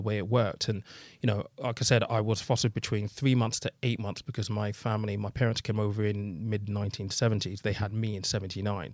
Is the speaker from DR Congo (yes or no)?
no; United Kingdom; in the U K, I think we're very British